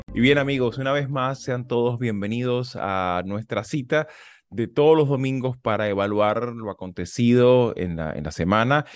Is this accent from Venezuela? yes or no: yes; Venezuela; now in United States; tenemos este problema como venezolanos también estando aquí en Estados Unidos